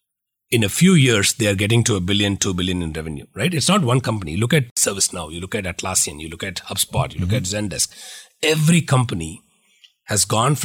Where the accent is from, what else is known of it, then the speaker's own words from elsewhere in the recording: India; now in United States; So that is the journey which I set out when I moved from India to Valley, because in India, people were celebrating us for $100 million.